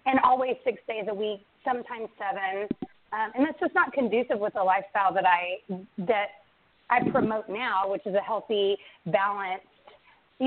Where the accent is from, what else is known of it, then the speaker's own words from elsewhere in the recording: Central Texas, United States; I moved back to my hometown to be closer to my son and my husband